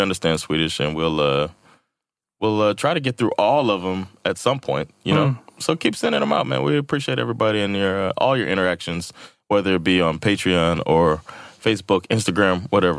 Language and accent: English; Atlanta, Georgia, United States; born there; I was born in Atlanta. 1980.